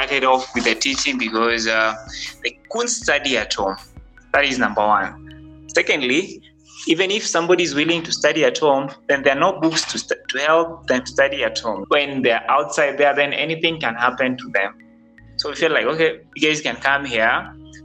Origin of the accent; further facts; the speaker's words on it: Nairobi, Kenya; I'm one person who grew up in the slums, studying in the slums, and I'm still in the slums